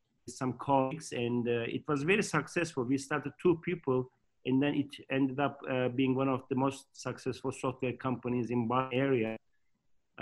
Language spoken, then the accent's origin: English; Turkey; moved away as an adult; also born or lived in Michigan, United States / Boston, United States; I was born in Turkey, and then after high school, I ranked number two in Turkey among all of thousands of students, and I got a scholarship